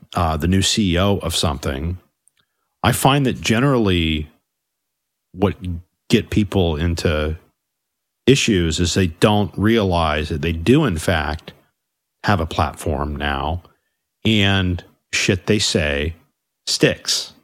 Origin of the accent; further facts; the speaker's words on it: United States; I do think of myself as an American